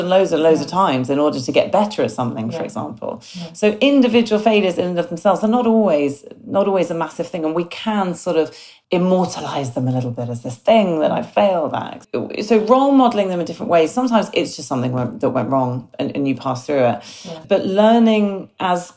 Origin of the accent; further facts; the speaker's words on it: United Kingdom; I'm very British.